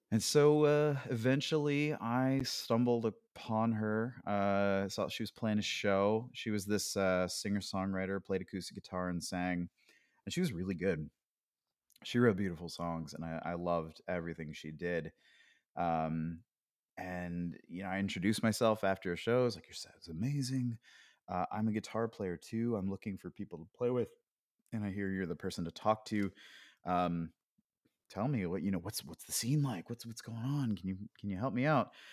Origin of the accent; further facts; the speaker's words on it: Pennsylvania, United States; moved away as an adult; I grew up in Pennsylvania, uh, and I didn't really leave the state very much